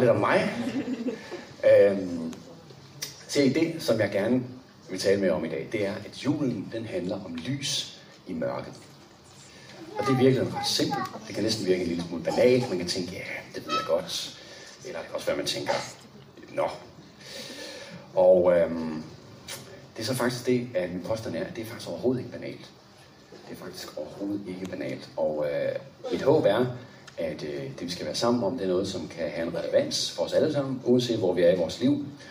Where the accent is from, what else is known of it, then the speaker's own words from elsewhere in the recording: Copenhagen, Capital Region of Denmark, Denmark; Anne og jeg, vi er jo fra København